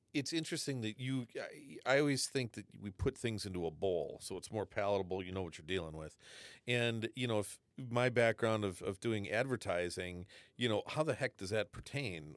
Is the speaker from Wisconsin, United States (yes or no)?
yes; Wisconsin, United States; moved away; I, I grew up in Wisconsin